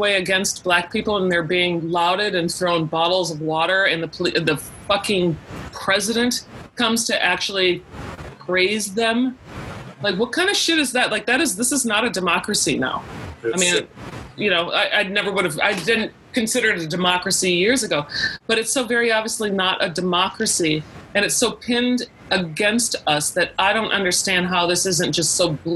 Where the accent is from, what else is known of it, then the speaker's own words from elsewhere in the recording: United States; I'm an American